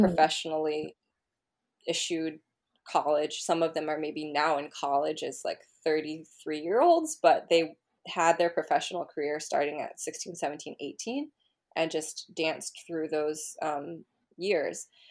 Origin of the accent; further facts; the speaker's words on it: Berkeley, California, United States; growing up in Berkeley